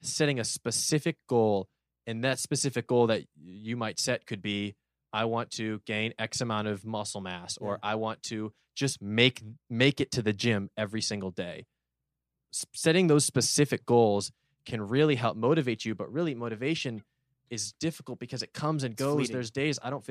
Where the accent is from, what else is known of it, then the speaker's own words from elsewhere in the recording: Los Angeles, California, United States; I want to pull that off in my hometown, home city in 2028.